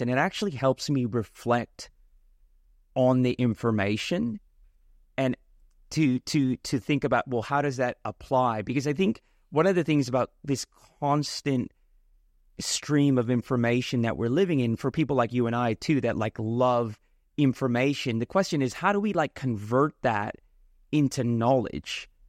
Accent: India; I'm Indian

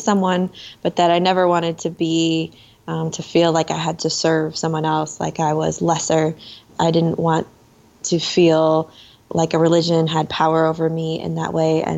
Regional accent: Minnesota, United States; we're from Minnesota.

